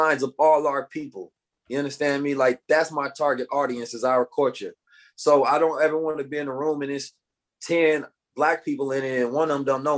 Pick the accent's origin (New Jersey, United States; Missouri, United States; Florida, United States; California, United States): California, United States; Oakland; born or raised there